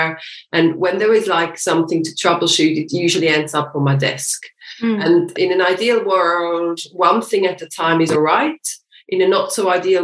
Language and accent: English; Switzerland; moved away as an adult; now in London, United Kingdom; I'm from Switzerland as well. And I live with my husband and with my little son, who is 3 years old, in Crouch End in North London